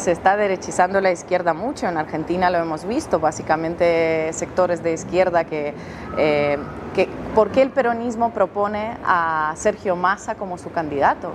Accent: Russia; Yo soy rusa

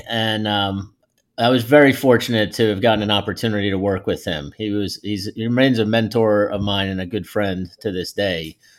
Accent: Northeast, United States; I came from the Northeast, so brought that Northeast sort of hardcore New York work ethic and style to the table.

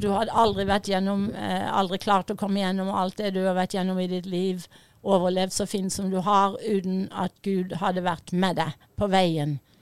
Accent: Fevik, Agder, Norway; accent: Fevik dialect; moved away; also born or lived in United States; Fevik-dialekten min

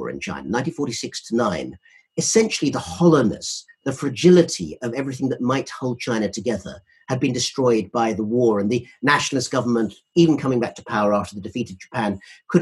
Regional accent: United Kingdom; we're both British

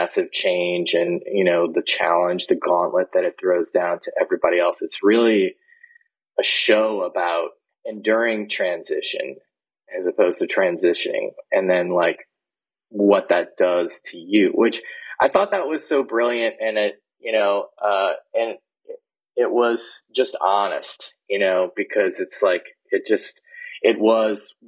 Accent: New Orleans, Louisiana, United States; I grew up in the Deep South. I grew up in New Orleans

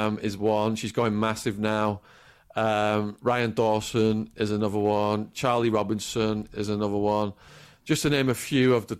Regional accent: Widnes, North West England, United Kingdom; moved away; my mum in my hometown of Widnes

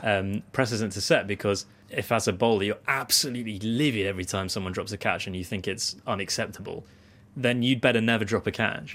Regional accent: United Kingdom; as British people

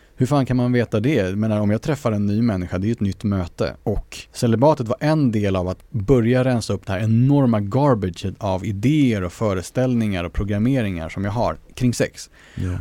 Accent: Sweden; vi är svenskar för att vi vuxit upp i Sverige

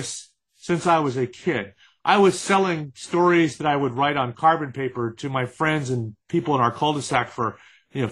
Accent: San Francisco, California, United States; My father was a television anchorman where I grew up in San Francisco

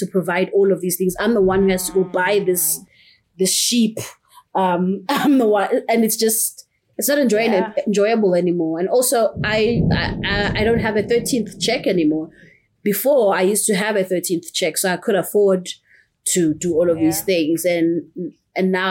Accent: Pietermaritzburg, KwaZulu-Natal, South Africa; moved away; I'm from Pietermaritzburg, which is in the east coast of South Africa

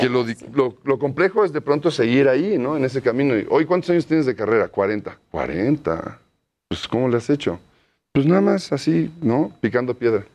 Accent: Mexico City, Mexico; yo siempre viví toda mi infancia por el Hotel de México

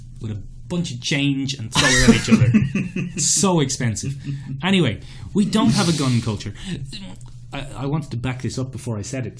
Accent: Ireland; for us, as Irish people

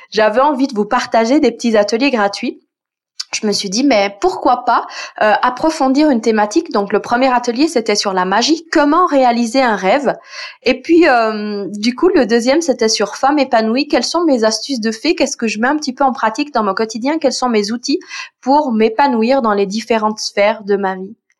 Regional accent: Switzerland; je viens de Suisse

